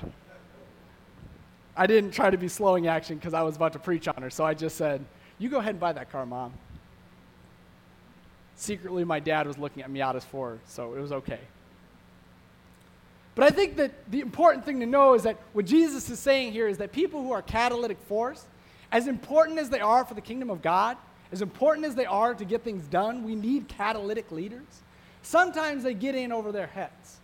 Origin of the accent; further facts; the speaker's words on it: Evanston, Illinois, United States; I grew up pretty close to the lake in Evanston.